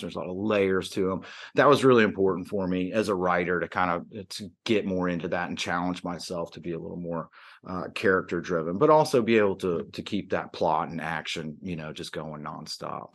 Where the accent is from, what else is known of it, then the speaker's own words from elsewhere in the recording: Atlanta, Georgia, United States; moved away; also born or lived in New York; I grew up in the Atlanta area uh, after, you know, my family had moved down from New York